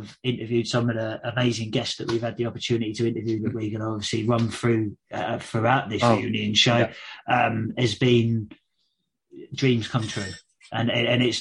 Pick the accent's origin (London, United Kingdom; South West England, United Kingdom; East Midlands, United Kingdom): London, United Kingdom; I'm from the London Borough of Sutton.